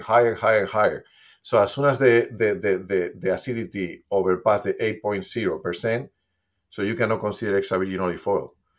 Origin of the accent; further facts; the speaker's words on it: Spain; moved away; since I'm from Spain, I, my family was producing olive oil always. Basically, I grew up using olive oil